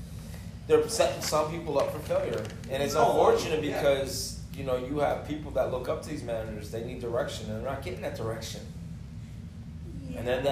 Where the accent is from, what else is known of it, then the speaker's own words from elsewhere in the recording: Miami, Florida, United States; moved away; I'm from Miami